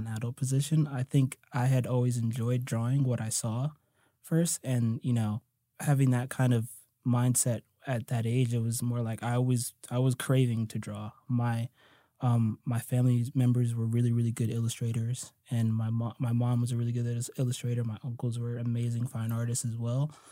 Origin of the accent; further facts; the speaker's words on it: United States; also born or lived in New Jersey / New York; I grew up in New Jersey and New York